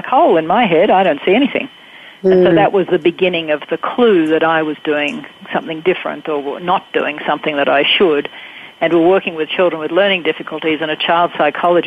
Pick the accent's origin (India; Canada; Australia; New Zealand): Australia; Growing up in Australia, we have the British system